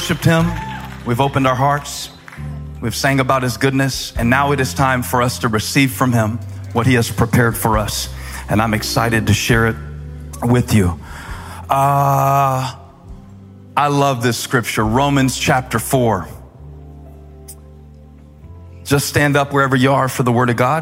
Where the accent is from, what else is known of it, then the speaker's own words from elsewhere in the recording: Moncks Corner, South Carolina, United States; I'm from Monk's Corner